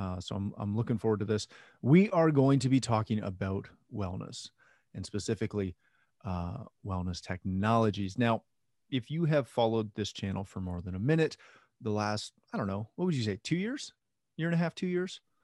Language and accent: English; Canada; I'm Canadian